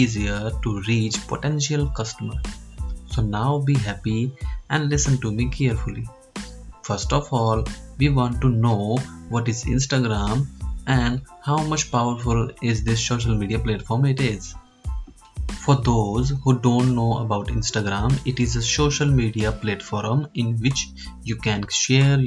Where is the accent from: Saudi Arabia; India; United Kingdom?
India; Hanumangarh, Rajasthan; I am from Hanumangarh, a small district of Rajasthan state in India.